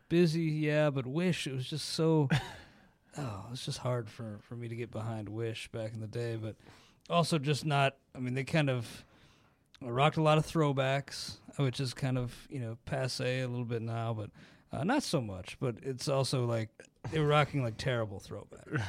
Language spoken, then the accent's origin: English; Ohio, United States; growing up in Ohio